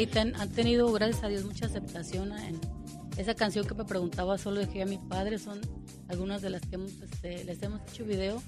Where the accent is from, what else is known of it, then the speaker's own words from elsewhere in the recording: Parácuaro, Michoacán, Mexico; now in Apatzingán, Mexico; Yo vivo en Apatzingán, soy nacida en Parácoro, Michoacán